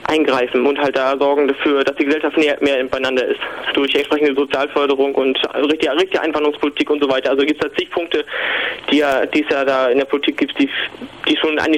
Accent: Mecklenburg-Vorpommern, Germany; ich muss dazu sagen, ich komme aus Mecklenburg-Vorpommern, also aus den neuen Bundesländern

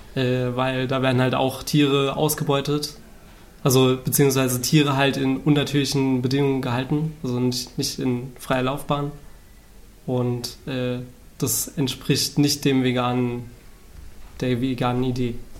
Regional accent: Saarland, Germany; now in Berlin, Germany; wohnhaft zurzeit in Berlin, ähm, komme aus dem Saarland ursprünglich

